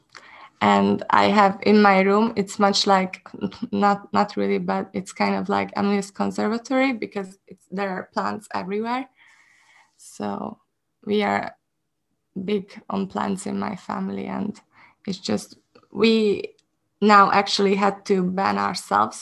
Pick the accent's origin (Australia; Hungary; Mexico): Hungary; English is a second language; I am from Hungary.